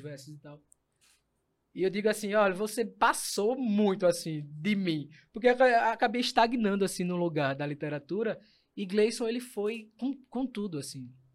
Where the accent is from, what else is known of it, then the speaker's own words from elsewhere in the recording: Recife, Pernambuco, Brazil; eu vim de, de, da Iputinga, maior orgulho, viva Iputinga